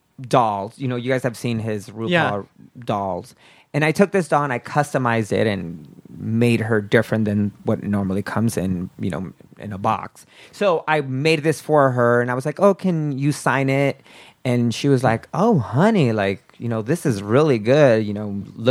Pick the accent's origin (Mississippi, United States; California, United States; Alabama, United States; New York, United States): California, United States; Stockton; moved away as an adult; now in San Diego, United States; I'm from Stockton, California